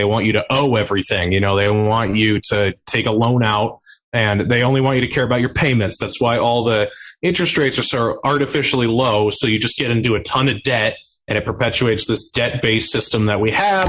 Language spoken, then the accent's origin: English; New Hampshire, United States; moved away; I am moving back to my home state of New Hampshire in a couple months